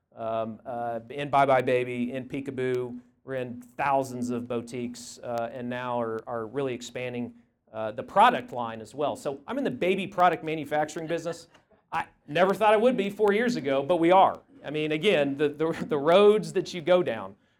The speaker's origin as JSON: {"language": "English", "town": "Tulsa", "region": "Oklahoma", "country": "United States", "tie": "born or raised there", "said": "I'm a Tulsa boy. I grew up in Tulsa."}